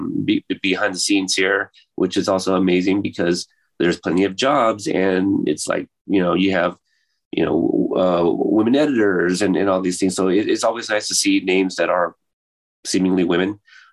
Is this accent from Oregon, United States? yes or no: yes; Portland, Oregon, United States; I'm from Portland, Oregon